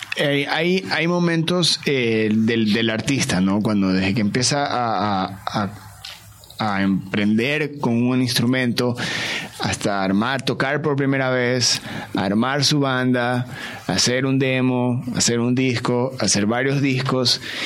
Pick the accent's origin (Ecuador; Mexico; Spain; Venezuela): Ecuador; siendo ecuatoriano